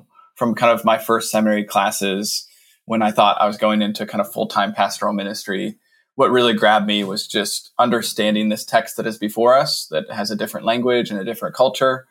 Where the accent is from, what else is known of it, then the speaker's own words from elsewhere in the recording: United States; I wrote this as an American Protestant white Westerner